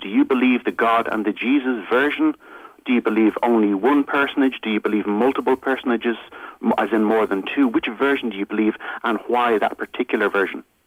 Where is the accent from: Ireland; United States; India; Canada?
Ireland; I'm from Ireland